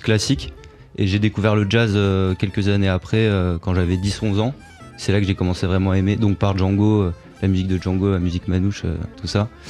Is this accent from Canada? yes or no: no; Montpellier, Occitania, France; J'étais au conservatoire, à, je viens de Montpellier, donc j'étais à Montpellier